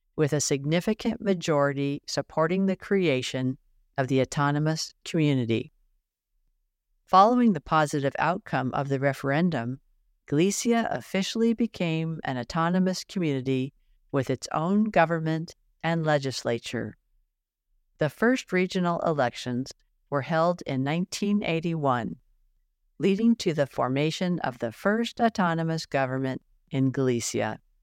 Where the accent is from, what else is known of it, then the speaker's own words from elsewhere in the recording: Washington, United States; My mom, sister, and I were born and raised in Washington State